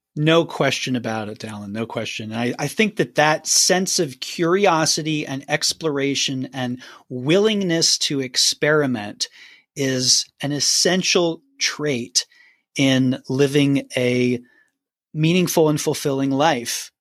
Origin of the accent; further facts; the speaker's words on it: Philadelphia, Pennsylvania, United States; moved away as an adult; now in Nashville, United States; I grew up in Philly, Pennsylvania